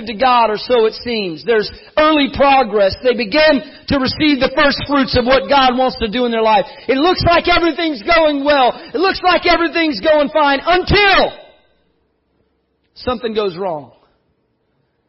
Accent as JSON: {"language": "English", "region": "South Texas", "country": "United States", "tie": "born or raised there", "said": "I grew up in South Texas"}